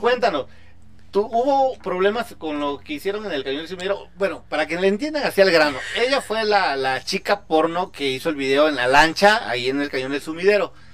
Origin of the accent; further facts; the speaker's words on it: Chiapas, Mexico; estoy de Chiapas